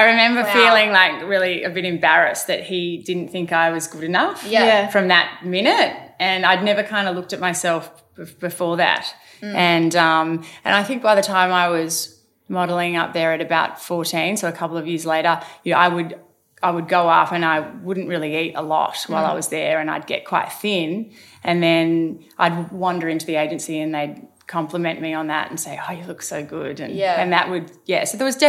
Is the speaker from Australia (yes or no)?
yes; Albury, New South Wales, Australia; also born or lived in Sydney / Melbourne; I grew up in Albury and at 12 years of age